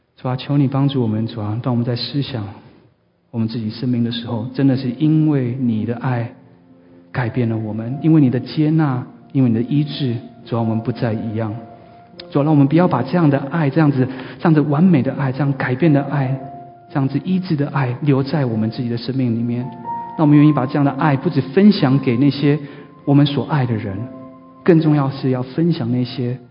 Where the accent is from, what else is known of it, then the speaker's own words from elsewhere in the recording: Taiwan; 我记得我在长大的时候有一个故事是在台湾发生的